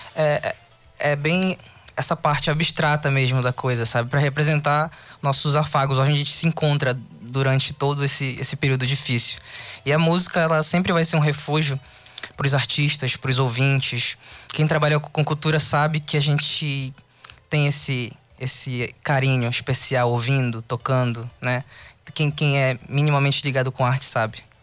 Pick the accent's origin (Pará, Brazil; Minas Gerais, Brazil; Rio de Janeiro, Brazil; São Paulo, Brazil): Pará, Brazil; Tucuruí; moved away as an adult; also born or lived in Cametá; now in Belém, Brazil; Eu nasci em Cametá depois eu fui para Tucuruí, depois eu vim para Belém